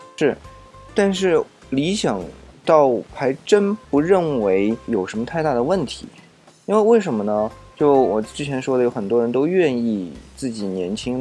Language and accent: Chinese; China; 我们中国人，特别是中国人啊，是特别惧怕死亡